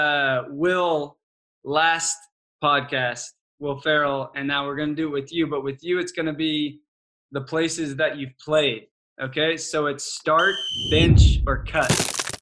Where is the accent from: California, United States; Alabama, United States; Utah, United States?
California, United States; Southern; moved away as an adult; also born or lived in Vancouver; growing up in Southern California